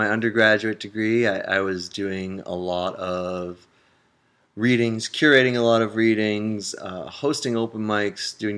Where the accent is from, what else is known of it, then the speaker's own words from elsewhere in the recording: Massachusetts, United States; moved away as an adult; also born or lived in Connecticut / New York; now in Santa Cruz, United States; I was born and raised in Massachusetts